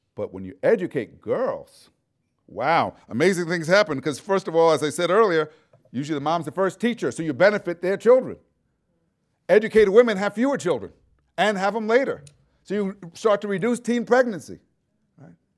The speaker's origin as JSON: {"language": "English", "town": "New York City", "region": "New York", "country": "United States", "moved": "yes", "said": "I'm from New York City originally. Uh, lived at, part of the time in Brooklyn, a area called Brownsville"}